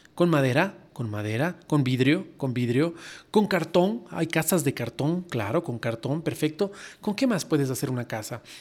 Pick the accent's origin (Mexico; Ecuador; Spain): Ecuador; soy ecuatoriano